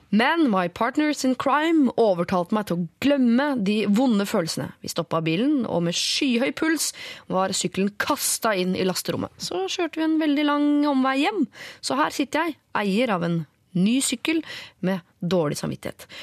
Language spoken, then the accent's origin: Norwegian; Oslo, Norway; Du, jeg er oppvokst på Bjølsen, faktisk, så jeg har opplevd både eh, ditt og datt.